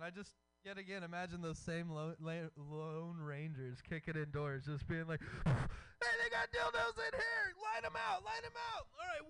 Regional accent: Texas, United States; now in California, United States; I'm from Texas, like you guys know, right? These are some facts about me. You know, I am a former felon, a former rapper. I'm a father.

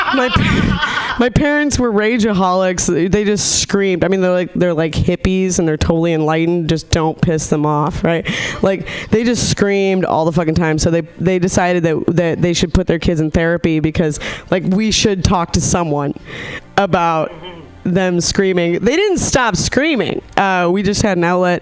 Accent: Nevada City, California, United States; moved away; I'm from a really small hippy dippy town, Nevada City

